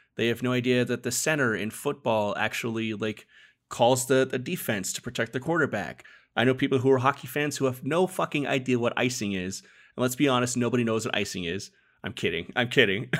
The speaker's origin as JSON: {"language": "English", "region": "Arizona", "country": "United States", "tie": "born or raised there", "said": "I was born and raised in Arizona"}